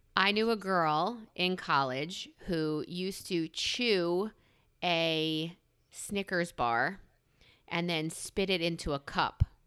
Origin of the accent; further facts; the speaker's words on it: New York, United States; I'm a New Yorker.